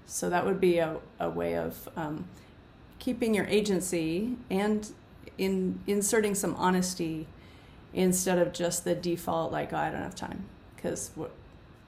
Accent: United States; I'm speaking from the United States where I've grown up

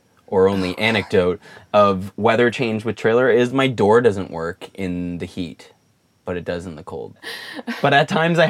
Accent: Canada; now in Florida, United States; I'm Canadian.

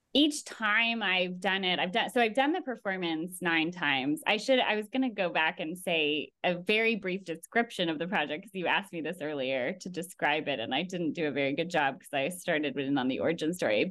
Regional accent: Bay Area, California, United States; I grew up in the Bay Area in California

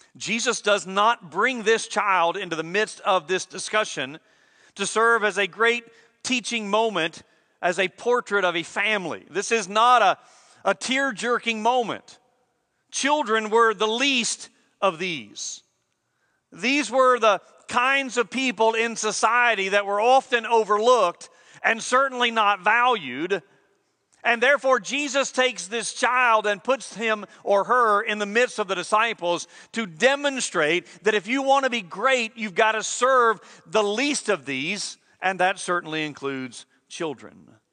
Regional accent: United States; We expect service in our country and good service at that.

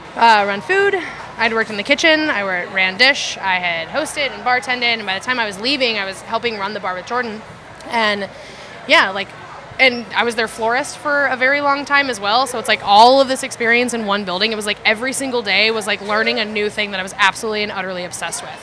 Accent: Oklahoma, United States; I'm from Oklahoma. I was half raised by my great grandparents and my grandparents, and then my mom

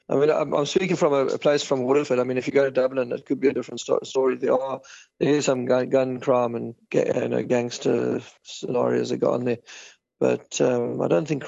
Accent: South Africa; now in Ireland; We moved away from South Africa because of the crime in South Africa, and um, we wanted to give our children a safer life

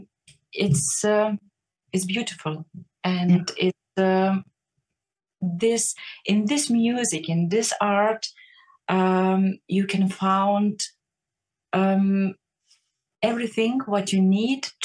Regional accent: Lithuania; English is a second language; moved away as an adult; now in Berlin, Germany; I love my Lithuania a lot, and I'm missing my home country and my hometown

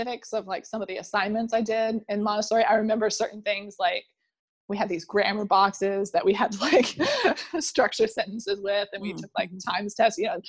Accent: Indiana, United States; also born or lived in Chicago; I'm from Indiana

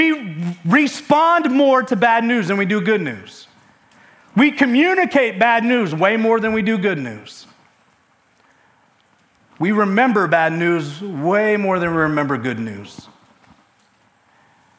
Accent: Michigan, United States; now in West Virginia, United States; I'm from Michigan

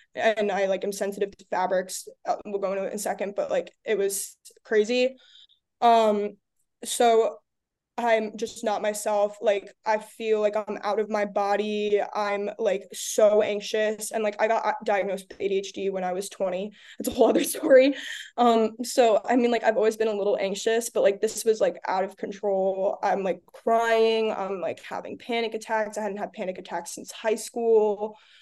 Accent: Long Island, New York, United States; I'm from Long Island

